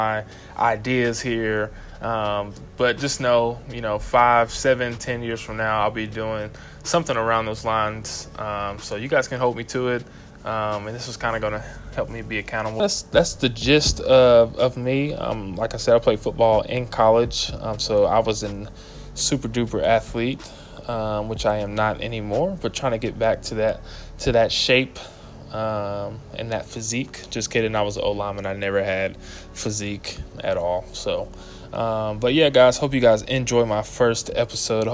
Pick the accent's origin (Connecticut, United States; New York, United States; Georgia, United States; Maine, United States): Georgia, United States; Atlanta; moved away as an adult; also born or lived in Cookeville, Tennessee; I'm from Atlanta, Georgia, hot Atlanta.